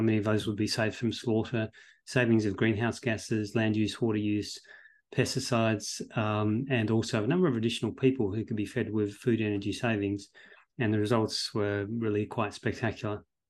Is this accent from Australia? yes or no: yes; Australia; I'm originally from Australia